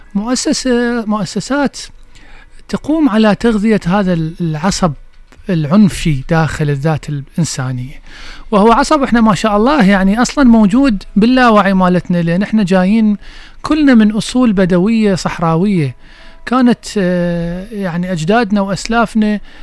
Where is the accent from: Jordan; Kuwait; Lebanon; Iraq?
Iraq; Basra, Basra Governorate; احنا عندنا بالبصرة